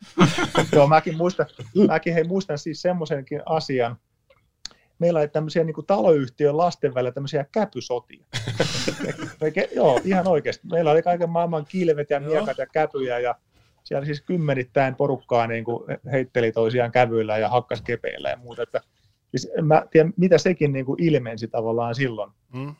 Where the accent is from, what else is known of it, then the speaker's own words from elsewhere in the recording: Tampere, Pirkanmaa, Finland; olen lähtöisin Lentävänniemestä